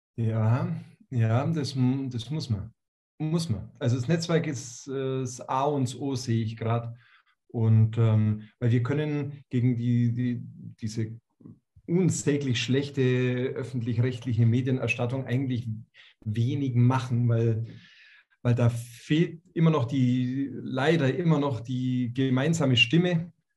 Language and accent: German; Bavaria, Germany; bei uns in Bayern